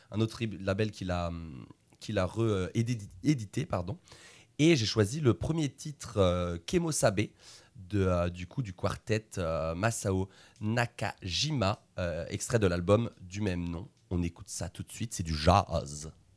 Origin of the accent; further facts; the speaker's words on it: Le Mans, Pays de la Loire, France; je viens du Mans